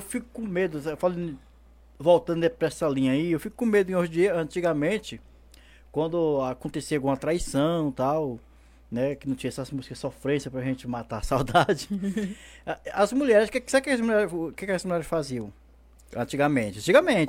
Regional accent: Piripiri, Piauí, Brazil; eu sou de Piripiri, Piauí

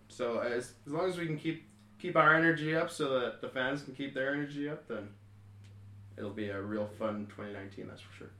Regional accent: Kelowna, British Columbia, Canada; we're local from Kelowna

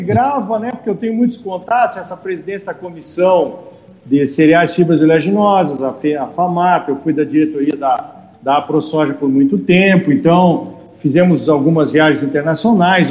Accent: Erechim, Rio Grande do Sul, Brazil; accent: gauchesco; moved away as an adult; also born or lived in Passo Fundo / Santa Maria; now in Campo Novo do Parecis, Brazil; Eu sou natural de Erechim, é. E morei muito tempo em Passo Fundo e formei em agronomia em Santa Maria

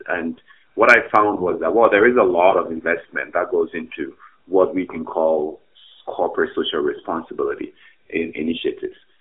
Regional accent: Ghana; moved away as an adult; now in Canada; I'm originally from Ghana

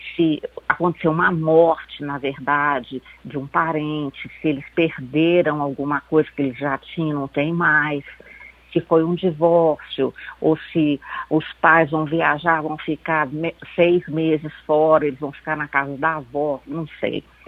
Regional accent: Belo Horizonte, Minas Gerais, Brazil; Eu sou de Belo Horizonte, aqui em Belo Horizonte

